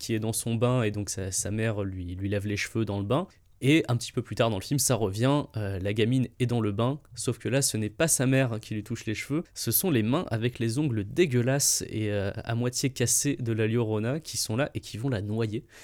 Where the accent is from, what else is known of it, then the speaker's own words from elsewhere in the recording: Montélimar, Auvergne-Rhône-Alpes, France; on vient de Montélimar